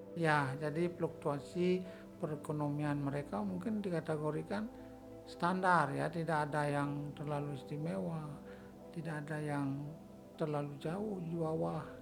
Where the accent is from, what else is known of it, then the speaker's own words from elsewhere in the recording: Bali, Indonesia; sebagai orang Bali